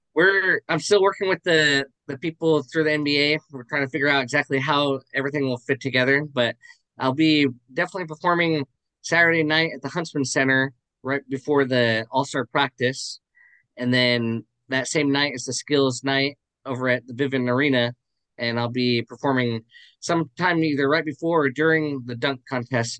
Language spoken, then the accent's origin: English; Arizona, United States; I'm from Arizona, so I would um, do it uh, for different local church talent shows